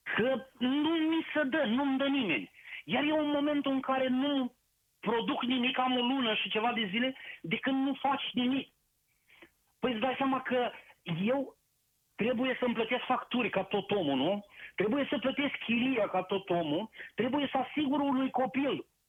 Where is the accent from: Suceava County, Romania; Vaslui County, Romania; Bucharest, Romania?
Suceava County, Romania; Suceava; eu te sunt din Suceava